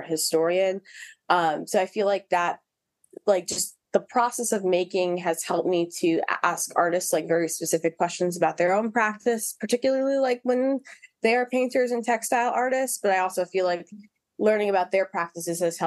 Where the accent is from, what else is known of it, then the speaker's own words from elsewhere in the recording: New York City, New York, United States; also born or lived in Harlem, New York; I was originally from Harlem, but then I grew up in the South Bronx